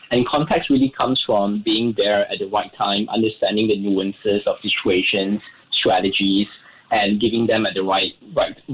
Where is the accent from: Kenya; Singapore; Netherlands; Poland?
Singapore; technically we raised 21.88 million, being very Singaporean here.